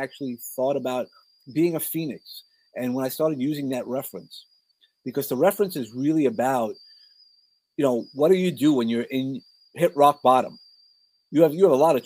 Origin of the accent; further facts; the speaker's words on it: New York City, New York, United States; accent: New York; also born or lived in San Antonio, Texas; I grew up in Brooklyn.